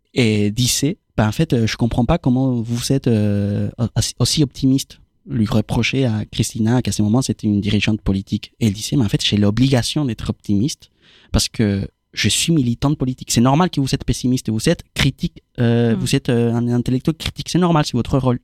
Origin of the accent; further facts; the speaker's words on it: Argentina; French is a second language; moved away as an adult; now in France; moi, je viens d'Argentine